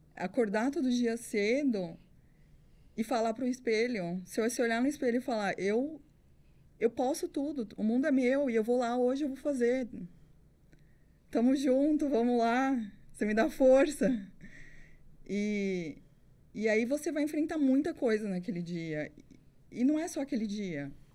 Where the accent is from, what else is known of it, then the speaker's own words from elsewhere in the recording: Sertãozinho, São Paulo, Brazil; also born or lived in Cafelândia; eu sou de Cafelândia, fui criada em Sertãozinho